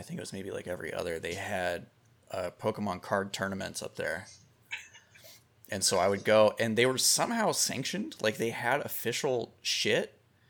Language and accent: English; Kansas City, Missouri, United States; When I lived in Kansas City, I grew up in Kansas City.